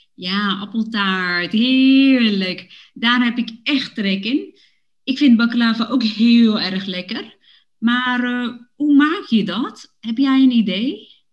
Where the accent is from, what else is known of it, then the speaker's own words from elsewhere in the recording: Woerden, Utrecht, Netherlands; now in Amsterdam, Netherlands; Ik heb met mijn ouders in Woerden gewoond toen ik klein was